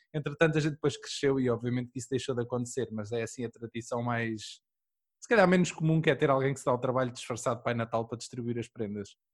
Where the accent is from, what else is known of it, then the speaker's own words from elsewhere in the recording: Aveiro district, Centro, Portugal; eu sou do, distrito de Aveiro